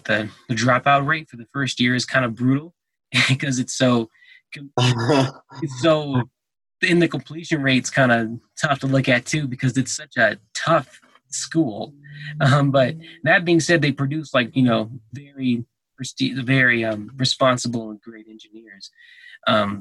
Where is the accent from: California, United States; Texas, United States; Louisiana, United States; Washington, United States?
Texas, United States; now in Colorado, United States; I was born in Texas